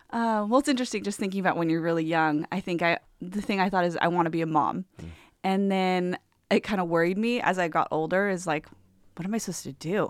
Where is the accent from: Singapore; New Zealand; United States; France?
United States; Southern California; moved away as an adult; also born or lived in Portland, Oregon; I was born and raised in Southern California